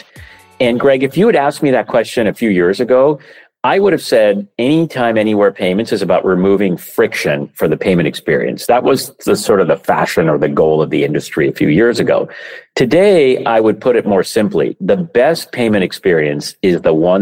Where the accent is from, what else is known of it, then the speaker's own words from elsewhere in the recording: Vancouver, British Columbia, Canada; moved away; also born or lived in San Francisco; I grew up in Vancouver, Canada